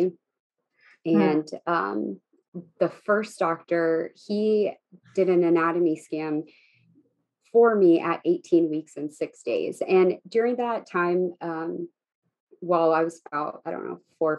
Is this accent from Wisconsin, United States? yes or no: no; Texas, United States; moved away as an adult; now in California, United States; I was born and raised in Texas